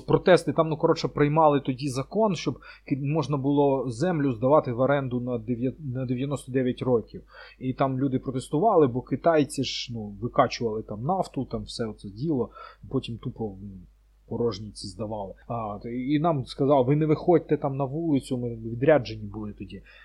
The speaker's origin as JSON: {"language": "Ukrainian", "country": "Ukraine", "said": "ми з України"}